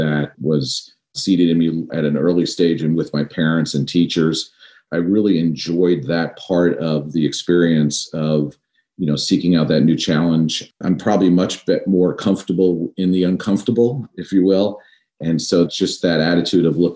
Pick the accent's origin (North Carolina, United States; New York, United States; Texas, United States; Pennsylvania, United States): New York, United States; Growing up in New York, my dad was actually in aviation his entire life